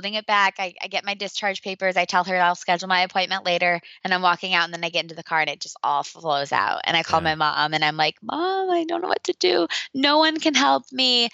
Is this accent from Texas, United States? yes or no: no; Indiana, United States; my hometown of Indiana